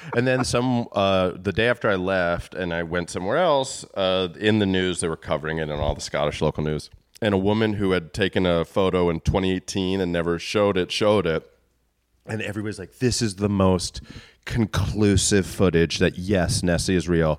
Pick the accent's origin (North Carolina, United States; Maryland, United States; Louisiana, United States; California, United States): Maryland, United States; the J C C near my hometown, the Jewish Community Center, would, like, have shows.